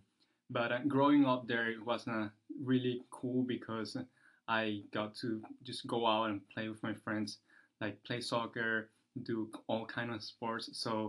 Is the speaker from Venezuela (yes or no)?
yes; Venezuela; first language Spanish; English is a second language; moved away as an adult; now in San Francisco, United States; So I'm from Venezuela. … then I was raised in Venezuela for 18 years. Once I finished high school there, I came to the U.S.